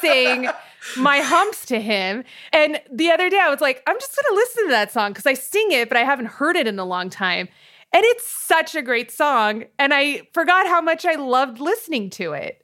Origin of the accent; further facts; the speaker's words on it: Hacienda Heights, California, United States; also born or lived in Montebello, California; I was born in Montebello, which is right next to East L A. Uh, and I grew up in Hacienda Heights